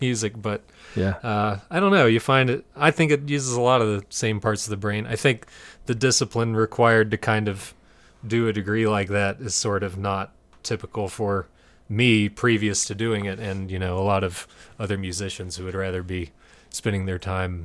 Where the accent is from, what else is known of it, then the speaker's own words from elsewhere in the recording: Greensboro, North Carolina, United States; growing up in Greensboro, you know, there's a huge metal scene